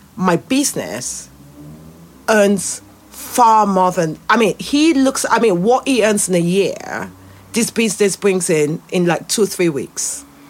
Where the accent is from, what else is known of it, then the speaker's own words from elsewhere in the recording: Nigeria; moved away as an adult; now in United Kingdom; I grew up in Nigeria. And as a Nigeria, they ground you in your blackness.